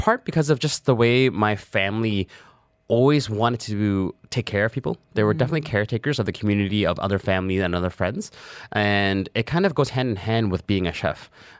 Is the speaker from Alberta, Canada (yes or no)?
no; Toronto, Ontario, Canada; In Toronto, we lived in a very traditional Chinese household.